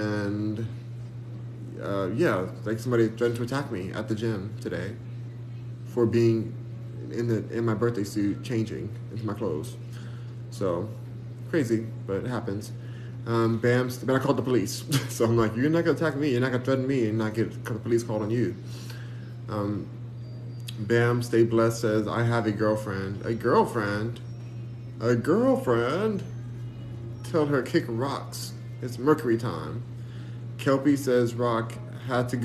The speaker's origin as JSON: {"language": "English", "country": "United States", "said": "I'm American"}